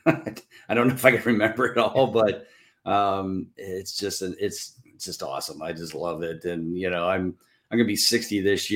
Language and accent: English; Canton, Ohio, United States; growing up in Canton and watching the Hall of Fame weekend